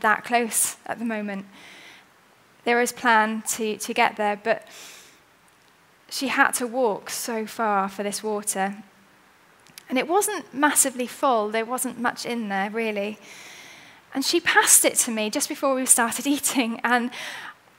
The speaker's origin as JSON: {"language": "English", "region": "Wales", "country": "United Kingdom", "said": "I'm quite C of E at heart, and I'm Welsh"}